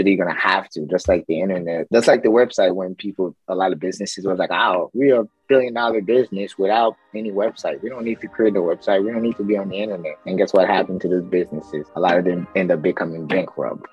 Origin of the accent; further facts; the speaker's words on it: Haiti; I'm from Haiti